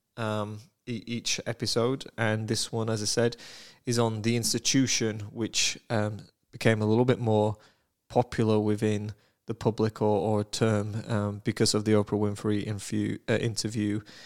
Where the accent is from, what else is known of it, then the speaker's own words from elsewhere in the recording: United Kingdom; I am British